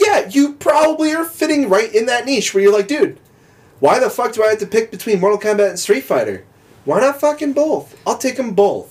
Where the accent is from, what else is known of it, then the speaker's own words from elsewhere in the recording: Midwest, United States; because we're from the Midwest.